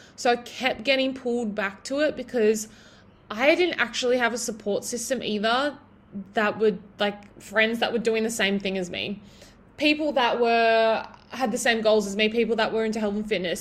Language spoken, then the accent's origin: English; Broken Hill, New South Wales, Australia; living in my hometown so if you guys don't already know i'm from broken hill in new south wales